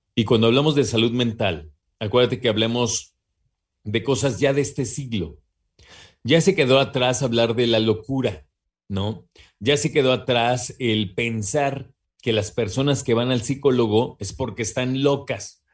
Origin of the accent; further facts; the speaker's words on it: Mexico; como mexicanos, mexicanas que somos